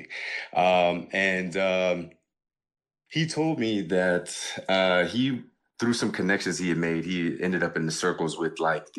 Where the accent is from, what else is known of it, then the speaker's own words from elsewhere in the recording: Miami, Florida, United States; now in New York, United States; I'm not in Miami currently. I'm actually a student in New York. I'm from Miami, so that's kind of what I rep. But I don't plan on going back.